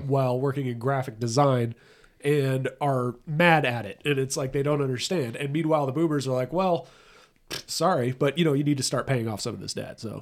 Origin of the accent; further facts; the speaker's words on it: Southern California, United States; I'm from Southern California